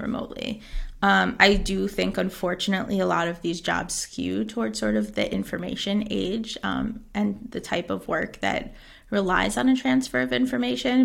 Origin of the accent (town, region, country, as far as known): United States; moved away as an adult; now in Xàtiva, Spain